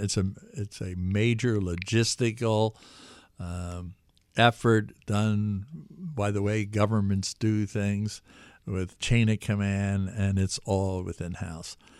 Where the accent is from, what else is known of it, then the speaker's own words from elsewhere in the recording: Philadelphia, Pennsylvania, United States; also born or lived in Washington suburbs; now in New York, United States; I was born in the Philadelphia area, and I lived in capitals around the world.